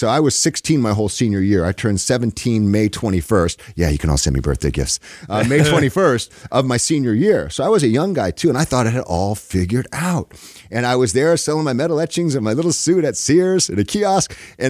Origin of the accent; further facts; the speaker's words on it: California, United States; also born or lived in Japan / Vietnam; From Southern California, pretty much. Look, my dad was in the Marines. I was born in Japan when I was 8 years old.